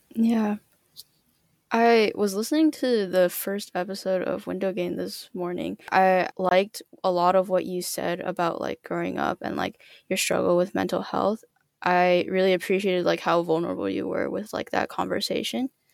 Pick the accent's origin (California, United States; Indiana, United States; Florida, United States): California, United States; I grew up in California